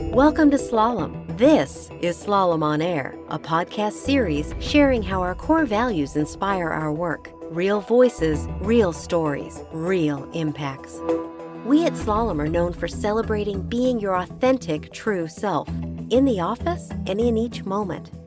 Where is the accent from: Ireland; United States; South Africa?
United States; Texas; English is a second language; also born or lived in Seoul, South Korea / Virginia; growing up as a, as a minority in Texas